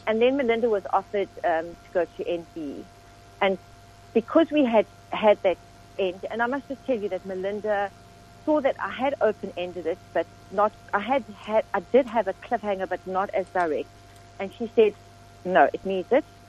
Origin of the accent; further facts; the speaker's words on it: Johannesburg, Gauteng, South Africa; moved away as an adult; also born or lived in Pretoria / Cape Town; now in Stellenbosch, South Africa; So Johannesburg is my first memory